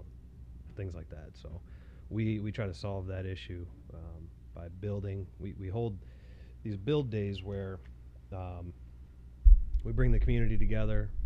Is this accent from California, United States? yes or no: no; Haslett, Michigan, United States; I was born and raised around here. I grew up in Hazlet and pretty much lived here my whole life